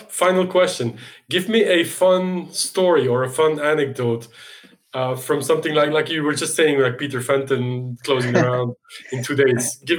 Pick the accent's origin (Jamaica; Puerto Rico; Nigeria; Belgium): Belgium; Brussels, Brussels-Capital Region; my hometown, Brussels, plays a role in your history.